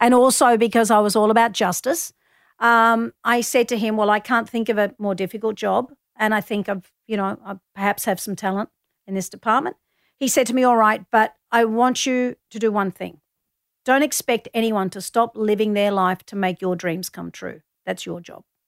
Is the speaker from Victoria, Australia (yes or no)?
yes; Melbourne, Victoria, Australia; I grew up in Collingwood